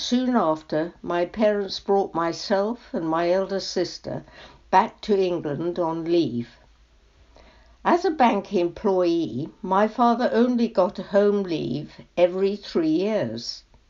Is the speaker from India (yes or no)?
yes; Shimla, Himachal Pradesh, India; born there; I was born in Simla, now Shimla, in 1935. My parents met in India when my mother went out to stay with her brother, who worked in Lloyds Bank with my father.